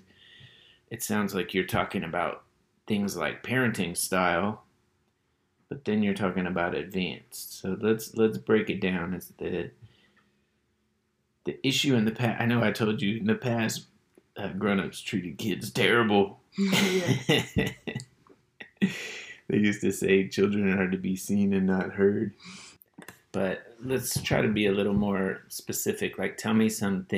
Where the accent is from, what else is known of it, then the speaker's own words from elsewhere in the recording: Berkeley, California, United States; when I was a kid, I grew up in Berkeley, California, and it's a very politically active town.